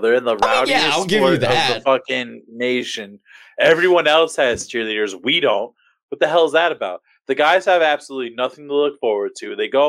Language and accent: English; New Jersey, United States; now in Cleveland, United States; I'm from New Jersey.